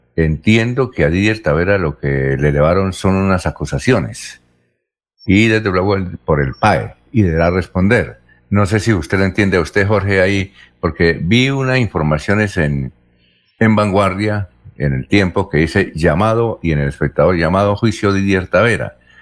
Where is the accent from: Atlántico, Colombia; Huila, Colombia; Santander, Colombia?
Santander, Colombia; Bucaramanga; soy de Bucaramanga